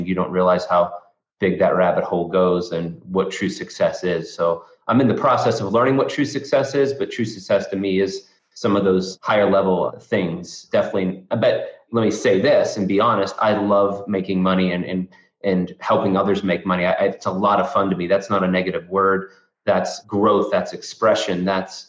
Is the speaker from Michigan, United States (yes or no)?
no; north of Pittsburgh, backcountry Pennsylvania, United States; I grew up in backcountry Pennsylvania, is what I like to call it, but north of Pittsburgh